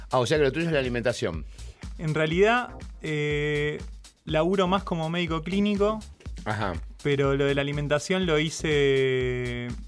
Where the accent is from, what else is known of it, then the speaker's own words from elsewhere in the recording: Ciudadela, Buenos Aires Province, Argentina; De Ciudadela.